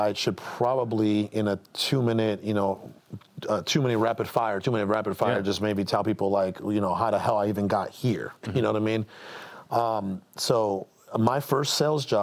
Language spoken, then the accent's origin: English; Mexico; moved away; I was born into dirt poverty in Mexico